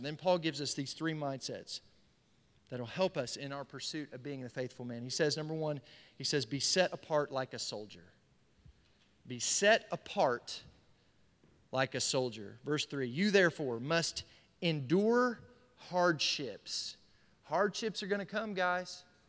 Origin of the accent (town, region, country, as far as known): United States